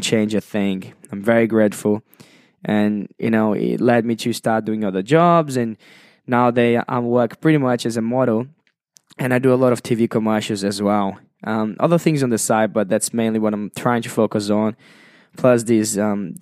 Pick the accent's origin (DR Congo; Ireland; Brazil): Brazil; English is a second language; moved away as an adult; now in Sydney, Australia; I was born and raised in Brazil, and at the age of 21